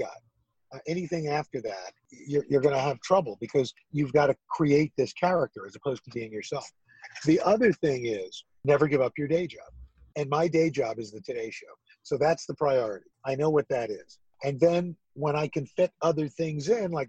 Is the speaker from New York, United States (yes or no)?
yes; New York City, New York, United States; moved away as an adult; also born or lived in Syracuse; I'm from New York City.